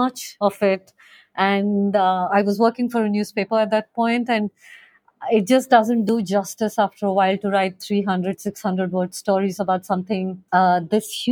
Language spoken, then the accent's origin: English; Bhopal, Madhya Pradesh, India; now in Goa, India; I grew up in Bhopal, which is a city in central India